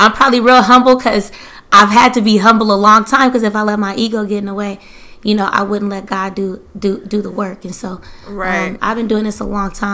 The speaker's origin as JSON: {"language": "English", "area": "Bay Area", "region": "California", "country": "United States", "said": "I'm from the Bay Area."}